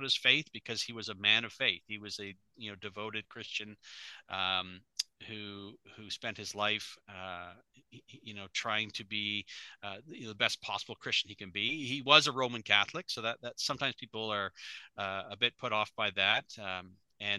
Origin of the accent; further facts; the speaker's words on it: Canada; I am a Canadian as well, if people haven't recognized my accent